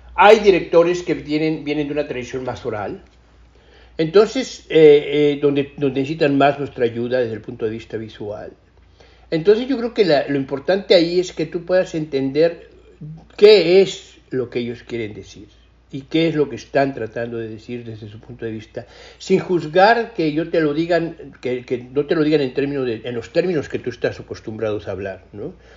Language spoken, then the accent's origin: Spanish; Mexico; moved away as an adult; also born or lived in England; siendo muy mexicano